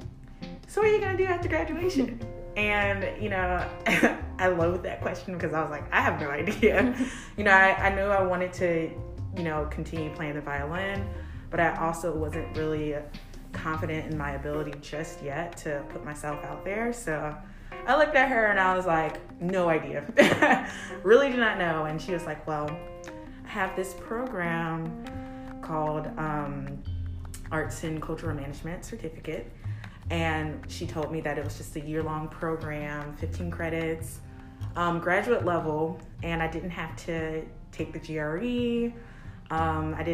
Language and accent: English; Columbia, South Carolina, United States; moved away as an adult; also born or lived in Charleston, South Carolina; originally I am from Columbia, South Carolina